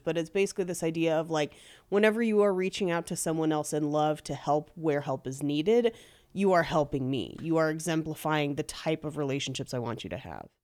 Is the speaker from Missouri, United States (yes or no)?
no; the Bay Area, California, United States; I grew up in the Bay back when the Raiders played in Oakland